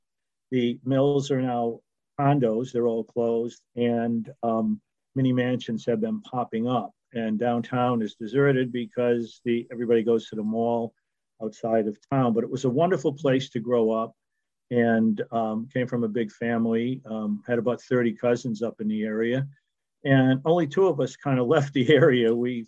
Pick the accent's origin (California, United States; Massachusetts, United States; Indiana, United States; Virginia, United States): Massachusetts, United States; Millbury; I grew up in central Massachusetts in a small town called Millbury, which, as you could probably guess, had about 8 or 9 mills in it. It was a blue collar town. Everybody knew everybody, kind of like Mayberry of Andy Griffith.